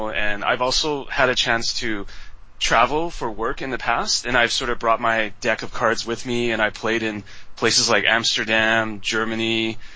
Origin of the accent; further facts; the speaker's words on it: West Coast, Canada; also born or lived in Taiwan; I was originally from Taiwan, but I grew up in Canada, West Coast, so I'm Taiwanese Canadian